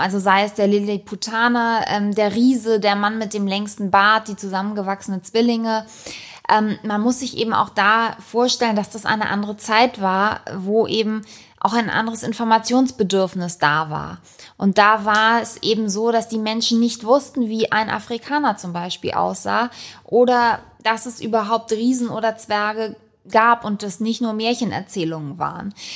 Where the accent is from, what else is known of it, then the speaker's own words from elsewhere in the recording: Hamburg, Germany; schon hier wirklich aufgewachsen bin im Panoptikum